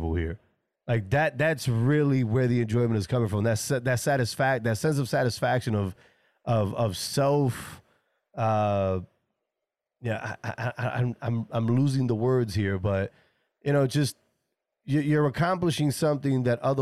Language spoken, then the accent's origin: English; New York City, New York, United States; I'm from New York, right? I'm from New York City